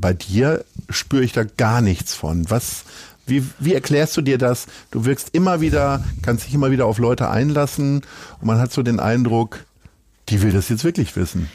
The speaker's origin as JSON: {"language": "German", "town": "Hanover", "region": "Lower Saxony", "country": "Germany", "also_born_or_lived": "Niendorf, Hamburg", "moved": "yes", "said": "ich bin Hannoveraner"}